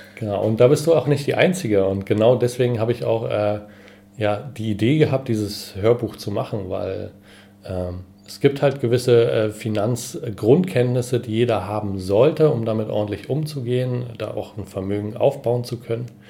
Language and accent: German; Berlin, Germany; bin Berliner